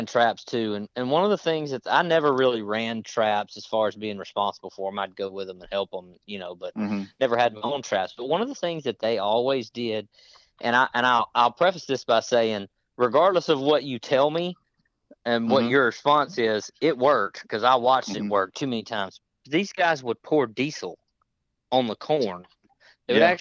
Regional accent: Natchez, Mississippi, United States; I'm from Natchez, Mississippi. Is where I grew up

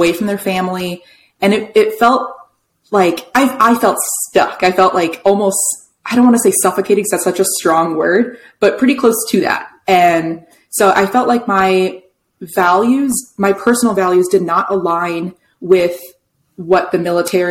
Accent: New York City suburbs, United States; moved away as an adult; I'm from New York City suburbs.

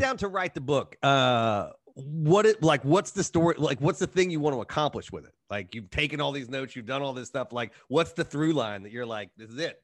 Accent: Cincinnati, Ohio, United States; moved away; my hometown baseball team

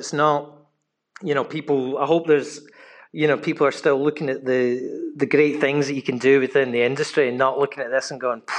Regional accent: Glasgow, Scotland, United Kingdom; moved away; I speak to people all back in the UK where I'm from Glasgow

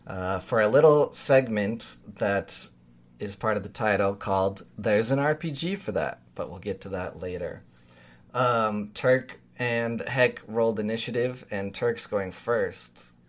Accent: Utah, United States; Listen, I grew up in Utah as well. It might as well be a southern state.

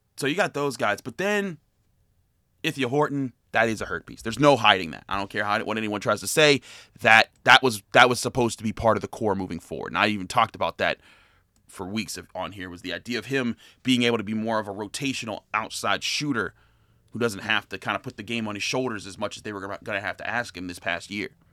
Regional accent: Pittsburgh, Pennsylvania, United States; I'm a product of Taylor Alderdice. I grew up in Homewood. I'm the City League born and bred

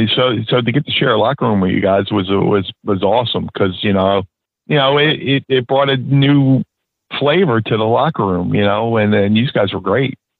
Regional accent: Northeast, United States; I grew up in the Northeast

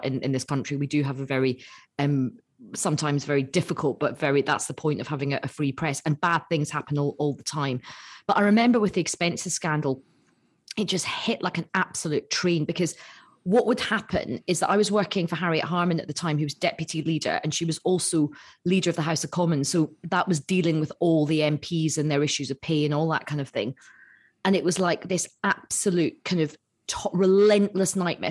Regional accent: Glasgow, Scotland, United Kingdom; I'm from Glasgow.

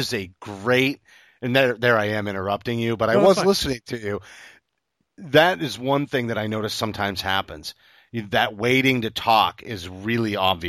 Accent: Maine, United States; When I tell people I'm from Maine, it's the same thing. They're like, "Yeah, you don't have an accent."

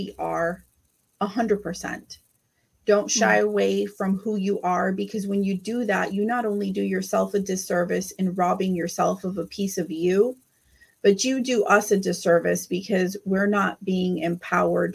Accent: Rio Grande Valley, South Texas, United States; I am here from the Rio Grande Valley. I'm here from South Texas, just like you

